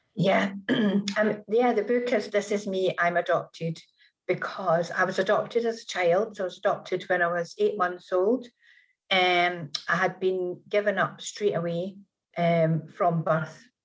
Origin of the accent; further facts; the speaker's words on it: Scotland, United Kingdom; now in Manchester, United Kingdom; I am Scottish